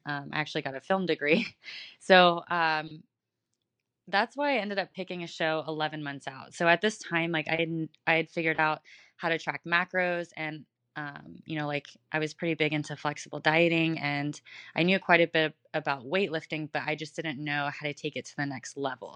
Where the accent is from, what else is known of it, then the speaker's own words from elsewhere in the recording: Houston, Texas, United States; now in Tampa, United States; I am originally from Houston, Texas. Uh, right now I'm in Tampa